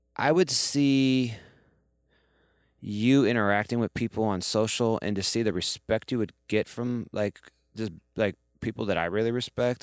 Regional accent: Ohio, United States; moved away as an adult; now in New York, United States; I'm from Ohio originally

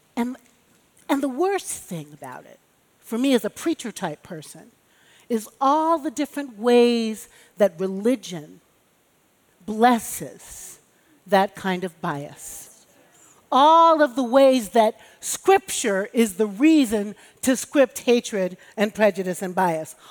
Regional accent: Chicago, Illinois, United States; born or raised there

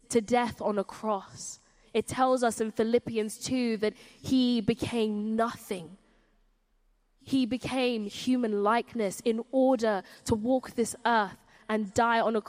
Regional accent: Surrey, South East England, United Kingdom; I grew up in Surrey, and there weren't many people who looked like me in Surrey.

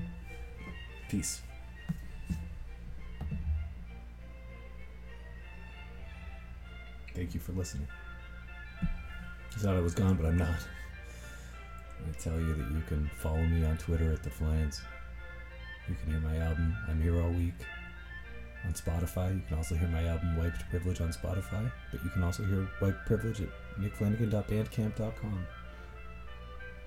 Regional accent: Toronto, Ontario, Canada; I'm not smug about this damn city I'm from. I'm just from here.

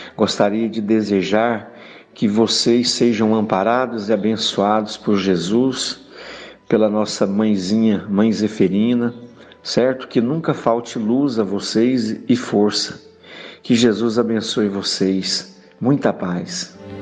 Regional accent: Goianésia, Goiás, Brazil; eu sou da cidade de Goianésia, Goiás

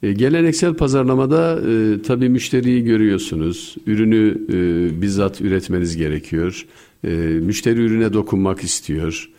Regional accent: Bayburt, Turkey; moved away; also born or lived in England; Ben Bayburt doğumluyum.

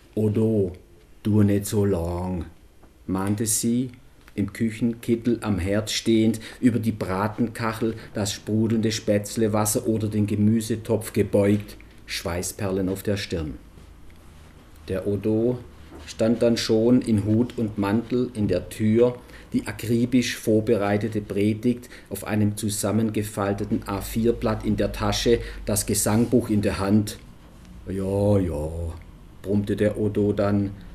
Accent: Swabian Jura, Baden-Württemberg, Germany; accent: Swabian; moved away as an adult; now in Munich, Germany; ich bin ja selber in, auf den Filtern nicht aufgewachsen, sondern auf der Schwäbischen Alb und jetzt dann auch schon immerhin 18 Jahre in München.

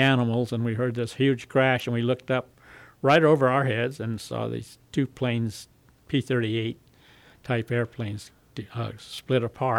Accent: Southern California, United States; also born or lived in North Hollywood, California / San Fernando, California / Santa Rosa, California / Germany; I was born in Hollywood, California.

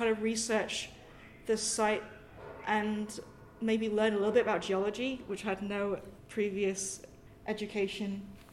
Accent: Sai Kung, Hong Kong; also born or lived in United Kingdom; specifically in Hong Kong, my hometown, Sai Kung, it's a fishing village

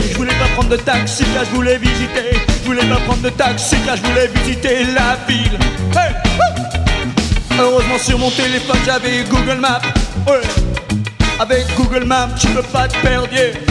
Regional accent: France; je viens de France pour t'acheter une flûte.

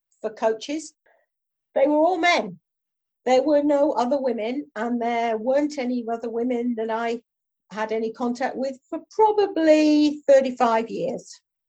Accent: Ulverston, North West England, United Kingdom; now in London, United Kingdom; I mean, I moved down from Ulverston, Barry and Furness. If I'd lived up there, I would not have been involved in athletics.

